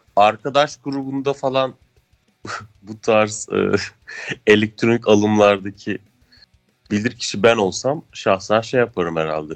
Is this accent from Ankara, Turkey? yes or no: yes; Ankara, Turkey; biz de işte Ankaralılar olarak Bozkır'da yaşıyoruz.